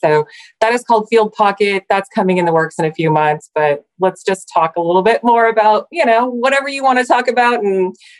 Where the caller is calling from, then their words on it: Superior, Nebraska, United States; I'm coming today from Superior, Nebraska, right in the kind of in the middle of the country.